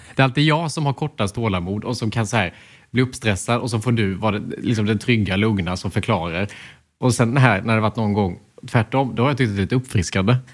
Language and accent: Swedish; Småland, Sweden; accent: Småländska; småländskan är inte en funktionell dialekt